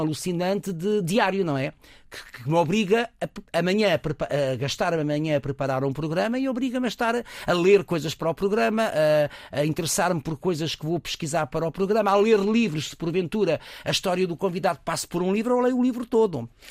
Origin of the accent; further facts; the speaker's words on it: Lisbon, Portugal; also born or lived in Coimbra; eu sou lisboeta, mas quando a minha mãe se separa do meu pai, tinha 3, 4 anos